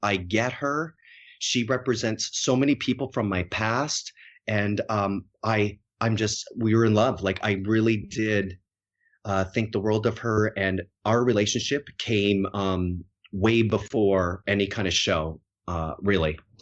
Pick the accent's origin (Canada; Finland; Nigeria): Canada; Harrow, Ontario; moved away; also born or lived in Winnipeg; I grew up in like one of the smallest farming communities in all of Canada in Harrow, Ontario, which is right across the border from Detroit